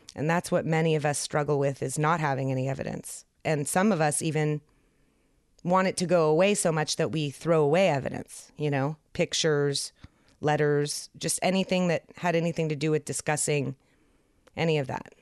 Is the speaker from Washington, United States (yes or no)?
no; San Francisco, California, United States; moved away; I was from San Francisco